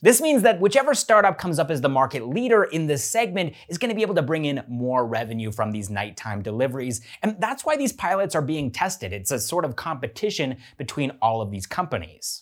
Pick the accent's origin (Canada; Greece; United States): Canada; I'm a Canadian